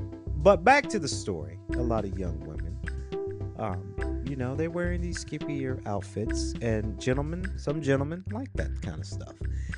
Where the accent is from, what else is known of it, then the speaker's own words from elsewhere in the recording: the South, United States; I'm sorry, I'm from the South, so we say cooler.